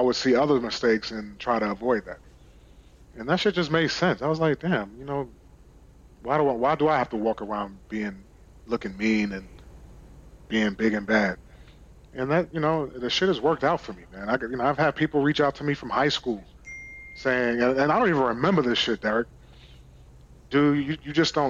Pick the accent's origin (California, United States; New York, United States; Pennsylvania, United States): New York, United States; moved away; growing up in New York, in Brooklyn